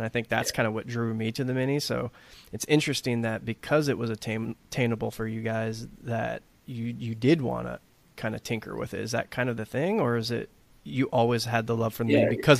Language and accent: English; Texas, United States; I grew up in Texas